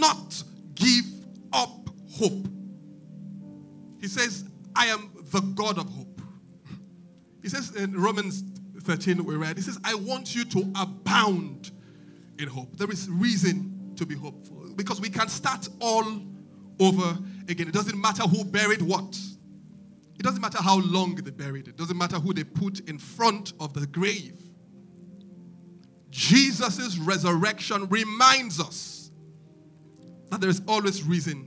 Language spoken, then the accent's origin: English; Nigeria; As a Nigerian